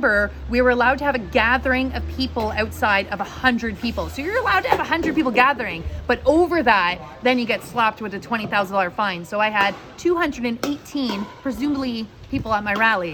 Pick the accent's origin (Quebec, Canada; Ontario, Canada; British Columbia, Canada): Ontario, Canada; London; the London Free Press, my hometown